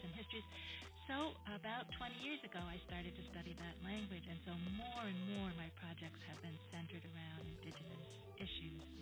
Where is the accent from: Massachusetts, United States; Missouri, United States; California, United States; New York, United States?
New York, United States; now in New Jersey, United States; I wasn't born in Jersey, I was born in New York, but I think of myself as a local girl